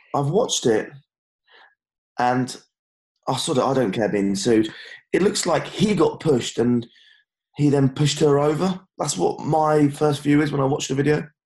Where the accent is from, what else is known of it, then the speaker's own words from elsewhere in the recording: Cornwall, South West England, United Kingdom; Cornwall's uh, lovely, mate. Down here in my home area, my hometown